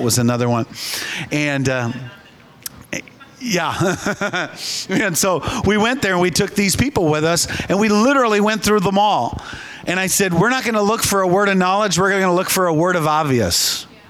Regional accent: Minnesota, United States; I grew up in Minnesota, as did my wife

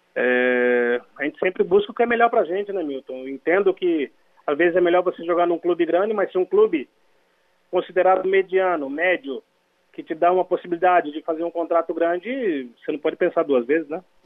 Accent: Garça, São Paulo, Brazil; moved away as an adult; now in Spain; eu sou de Garça, não sou de, de, de Cachoeira de Itapemirim

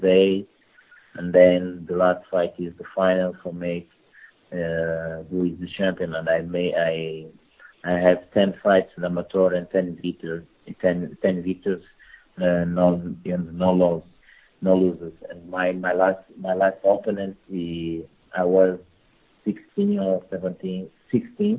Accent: Portugal; English is a second language; also born or lived in Angola; I born in Angola and as a kid, but I moved from Portugal very early, from my 4 years old. I moved from Portugal

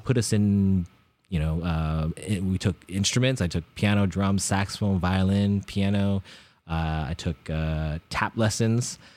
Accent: Bay Area, California, United States; growing up in the Bay Area

